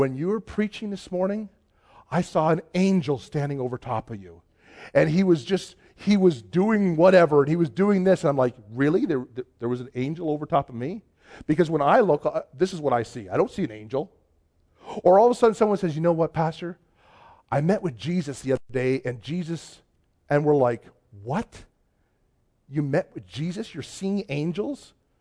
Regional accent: just outside of Toronto, Ontario, Canada; now in Cold Lake, Canada; I grew up just outside of Toronto

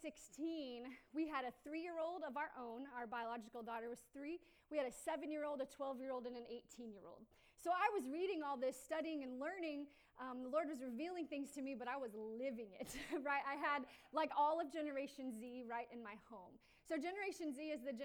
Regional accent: Newcastle, United States; moved away as an adult; I grew up in Newcastle

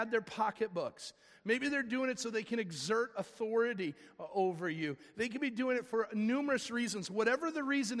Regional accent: Fox Valley, Illinois, United States; I grew up here in the Fox Valley area

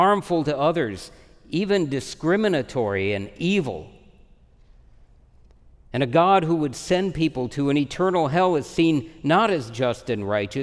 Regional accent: United States; I'm an American

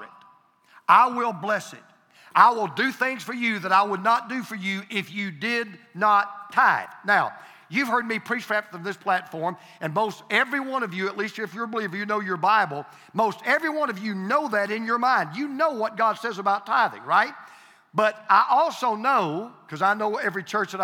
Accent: Deep South, United States; I'm from the Deep South. I prefer reckon

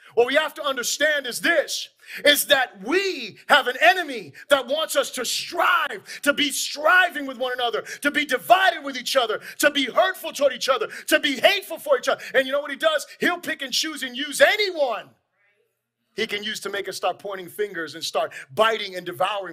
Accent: Florida, United States; We're obviously from Florida

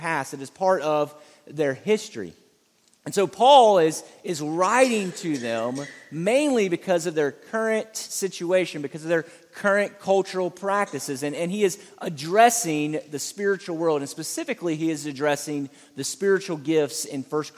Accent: Savannah, Georgia, United States; I'm from Savannah, Georgia, and Savannah, Georgia is an old historic city

